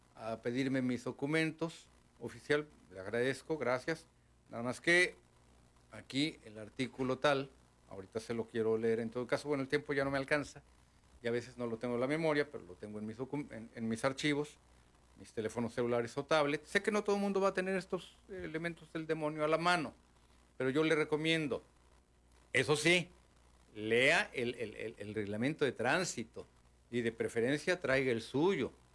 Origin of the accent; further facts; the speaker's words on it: Mexico; como mexicanos